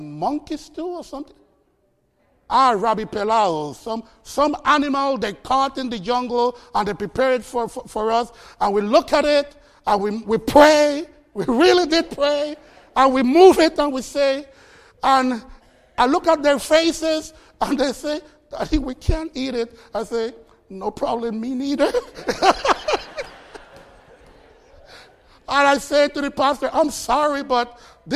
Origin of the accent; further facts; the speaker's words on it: Costa Rica; moved away as an adult; now in United States; My heritage is Jamaican, even though I was born in Costa Rica